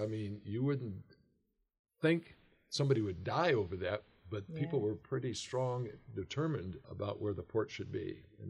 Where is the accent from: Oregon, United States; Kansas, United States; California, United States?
Oregon, United States; Portland; moved away as an adult; now in Longview, United States; my great-grandfather lived in Donald, Oregon. He lived in Astoria and different places. And so I ended up growing up in Portland.